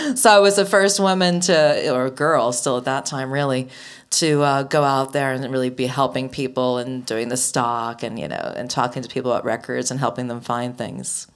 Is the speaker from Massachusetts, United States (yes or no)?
yes; outside of Boston, Massachusetts, United States; I grew up outside of Boston.